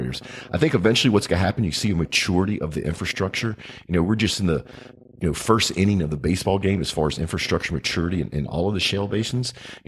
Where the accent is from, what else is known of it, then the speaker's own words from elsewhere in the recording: United States; when I think about it as an American, longer term wise, how cool would it be to have our steel industry come back?